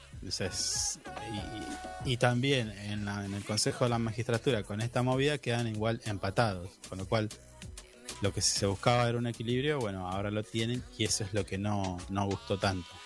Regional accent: Argentina; nuestro, de los argentinos

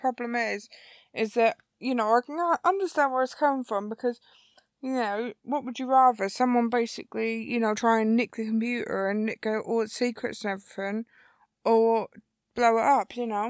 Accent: Norfolk, East of England, United Kingdom; accent: Norfolk; with a Norfolk accent

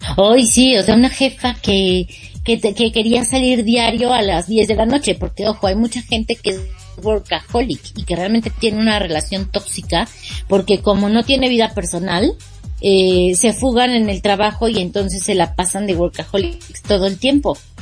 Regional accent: Mexico; como buena mexicana

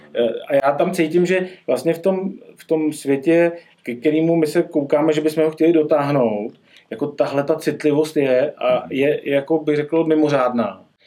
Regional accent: Czechia; u nás v Čechách

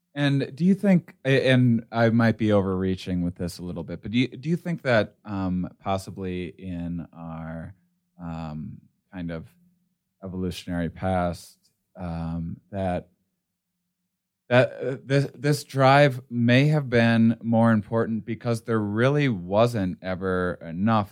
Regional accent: Midwest, United States; I grew up in the Midwest

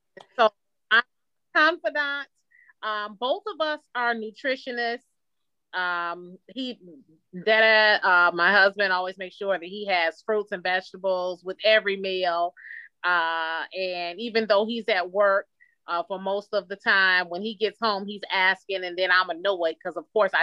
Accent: Detroit, Michigan, United States; I'm a lifelong Detroiter. Born and raised in Detroit, went to school in Detroit, work and continue to live in Detroit

